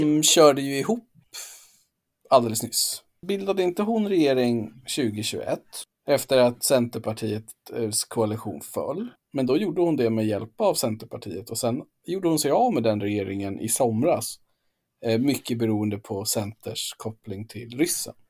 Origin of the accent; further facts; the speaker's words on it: Gotland, Sweden; jag är ju från Gotland